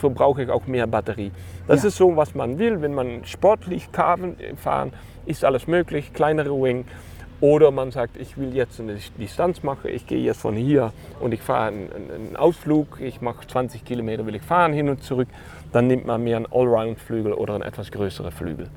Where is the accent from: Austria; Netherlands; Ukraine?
Netherlands; German is a second language; moved away as an adult; now in Germany; ich bin als geborener Holländer ähm, ein Windsurf-Fanatiker ja. und äh, mal für 20 Jahre in Deutschland gelandet